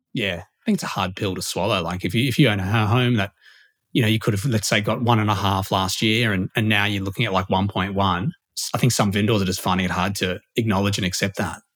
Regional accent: Sydney, New South Wales, Australia; moved away; I'm from Sydney originally, so like not used to big land

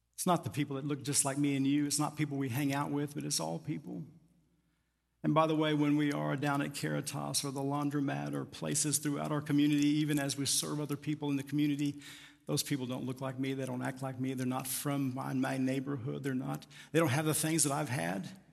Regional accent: Tucumcari, Quay County, New Mexico, United States; As a kid growing up in First Baptist Church, Tucum County, New Mexico

